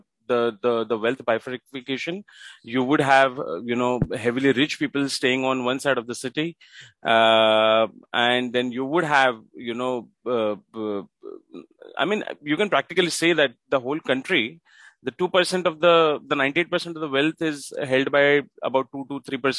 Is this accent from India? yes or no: yes; Mumbai, Maharashtra, India; I live in Mumbai. That's my city. I'm born and brought up in Mumbai in India.